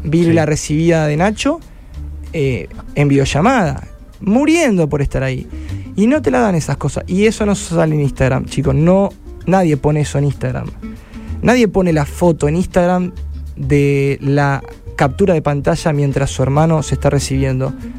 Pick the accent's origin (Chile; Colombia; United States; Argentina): Argentina; Rosario, Santa Fe; moved away as an adult; now in Barcelona, Spain; soy el rosarino más famoso.